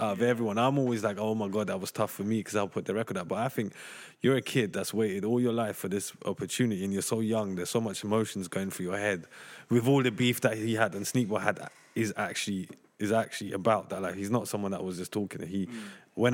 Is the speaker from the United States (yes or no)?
no; London, United Kingdom; I grew up in Tottenham.